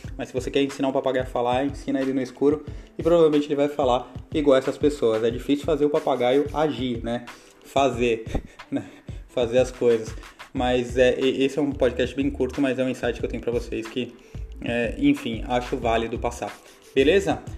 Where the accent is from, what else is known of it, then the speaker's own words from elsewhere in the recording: Baixada Santista, São Paulo, Brazil; moved away; A gente, lá da onde eu vim, lá da Baixada Santista, a gente chama de garganta